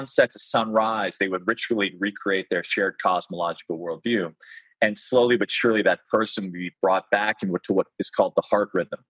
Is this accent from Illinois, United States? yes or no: yes; Chicago, Illinois, United States; I grew up in Chicago